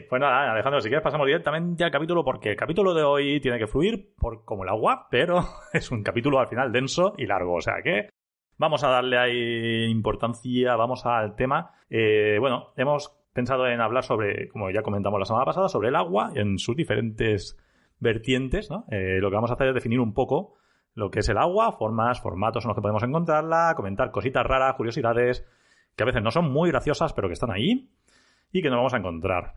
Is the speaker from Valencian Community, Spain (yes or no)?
yes; Elda, Valencian Community, Spain; farmacéutico en IBI, aunque soy de Elda